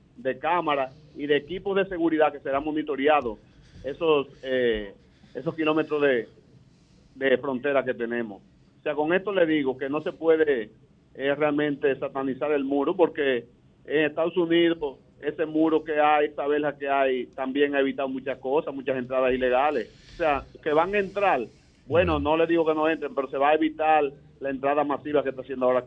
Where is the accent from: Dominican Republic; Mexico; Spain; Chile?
Dominican Republic; como dominicanos